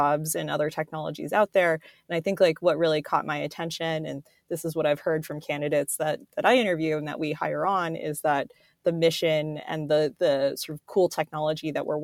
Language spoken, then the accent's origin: English; South Florida, United States; I was born and raised in South Florida